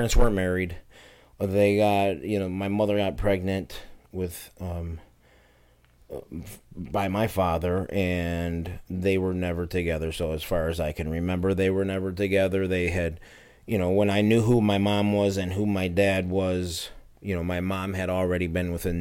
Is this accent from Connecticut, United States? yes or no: no; Buffalo, New York, United States; I grew up in South Buffalo, Durstein and Seneca Street